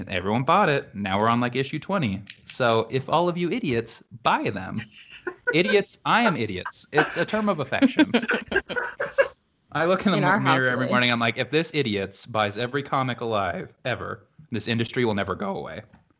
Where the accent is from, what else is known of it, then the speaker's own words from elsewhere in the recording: Utah, United States; Growing up in Utah, those are the three things that are ever present.